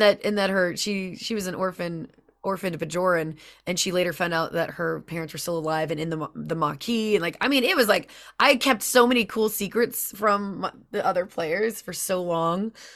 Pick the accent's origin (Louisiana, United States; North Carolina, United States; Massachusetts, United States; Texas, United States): Louisiana, United States; I'm from Louisiana